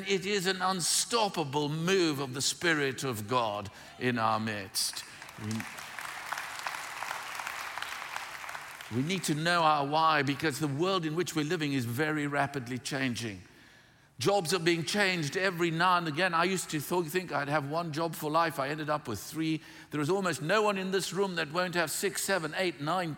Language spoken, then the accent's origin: English; South Africa; moved away; I grew up in South Africa.